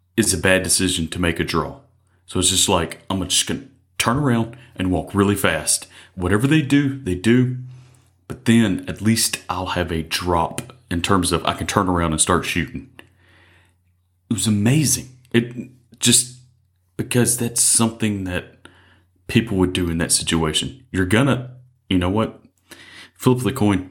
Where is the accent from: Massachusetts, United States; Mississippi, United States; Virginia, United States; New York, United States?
Mississippi, United States; I was born and raised in Mississippi.